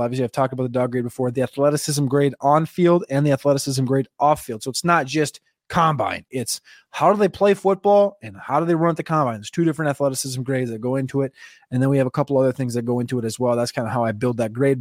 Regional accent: New Jersey, United States; accent: New Jersey; my New Jersey accent

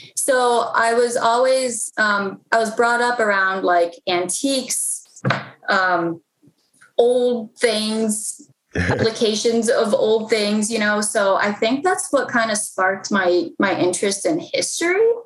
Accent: Mount Rainier, Maryland, United States; I was born and raised in PG County. Um, I was born in Mount Rainier, Maryland

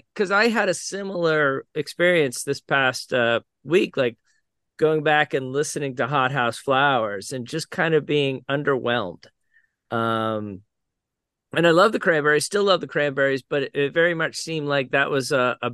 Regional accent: United States; as the American and the leader

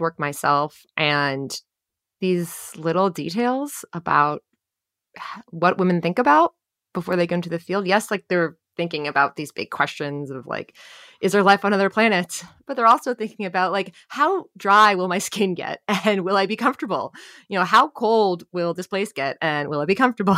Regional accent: New Jersey, United States; born or raised there

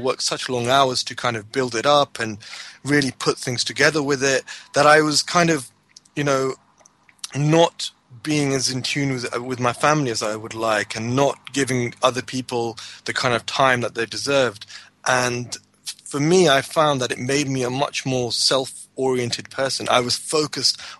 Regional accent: United Kingdom; I was born in the UK

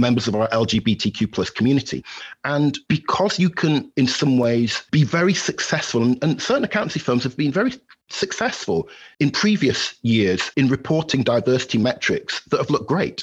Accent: Halifax, Yorkshire and the Humber, United Kingdom; moved away as an adult; now in Valparaiso, United States; I'm a Yorkshire lad at heart. I'm originally from Halifax in West Yorkshire

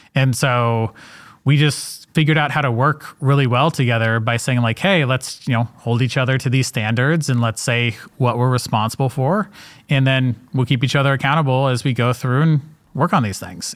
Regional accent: Atlanta, Georgia, United States; I'm from Atlanta, Georgia

